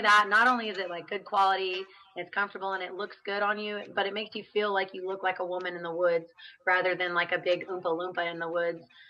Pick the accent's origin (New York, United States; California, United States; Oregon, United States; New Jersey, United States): Oregon, United States; now in Amarillo, United States; I am unfortunately residing in Amarillo, Texas. I'm from Oregon.